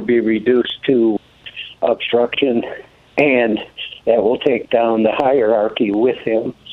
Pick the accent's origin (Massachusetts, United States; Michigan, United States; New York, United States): Michigan, United States; Flint; now in Pinetop, United States; I grew up in Flint, Michigan. Same time you grew up in Lansing, Michigan. Uh-huh. Um, my dad's a tool and die maker union. We had vacation property at Houghton Lake.